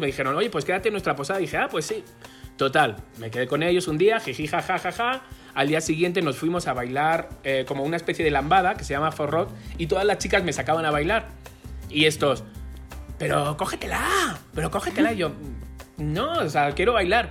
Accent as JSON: {"language": "Spanish", "town": "Madrid", "region": "Community of Madrid", "country": "Spain", "moved": "as an adult", "lives_now": "Mexico", "said": "de Madrid, gay"}